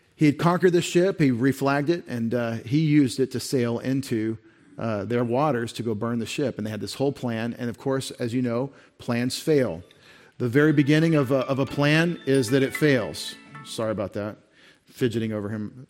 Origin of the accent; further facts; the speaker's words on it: United States; as an American citizen